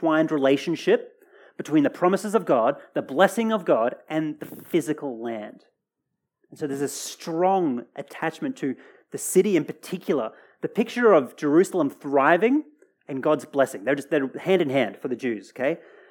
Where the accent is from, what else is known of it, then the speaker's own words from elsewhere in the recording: Australia; Australia's my home, well and truly